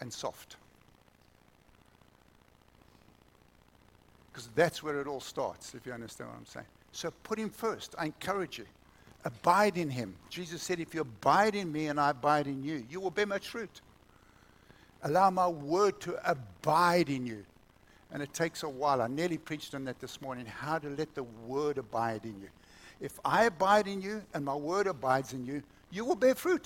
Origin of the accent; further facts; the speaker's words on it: South Africa; moved away; We didn't even have TV when I was growing up in South Africa